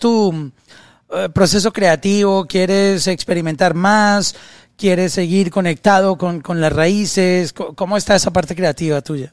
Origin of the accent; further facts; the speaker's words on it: Colombia; alguien de mi país, en Colombia